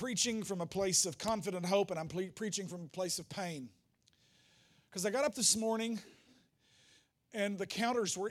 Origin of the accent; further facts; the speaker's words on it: the Bible Belt South, United States; we grew up in the Bible Belt South